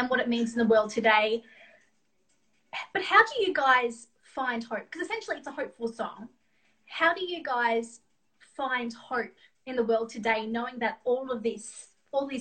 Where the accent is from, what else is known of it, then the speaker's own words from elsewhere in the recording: Australia; accent: Australian; my Australian accent